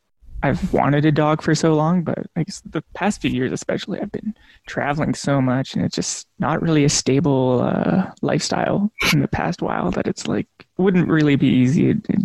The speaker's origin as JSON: {"language": "English", "town": "Lac La Biche", "region": "Alberta", "country": "Canada", "tie": "born or raised there", "moved": "yes", "lives_now": "Edmonton, Canada", "said": "Living in Amiskwetchi, this is Treaty 6 territory, but I'm from up north in still Treaty 6 territory, actually. Lac-La-Biche area I grew up. Beaver Lake is my band, and I am mixed Cree and miscellaneous things. Finnish and French and all that. Yeah, so I'm here in the polar vortex in Edmonton."}